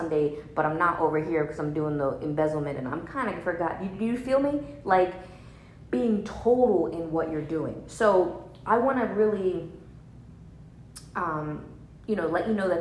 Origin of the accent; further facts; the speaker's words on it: New Jersey, United States; I'm from New Jersey, so it's like, you know, basically Italy. And like, so there's like, you know, mob stuff was there when I was growing up